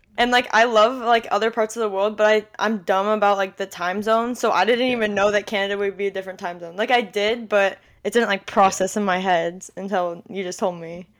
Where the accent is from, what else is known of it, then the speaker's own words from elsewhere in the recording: Orange County, California, United States; I'm from Orange County, California, born and raised here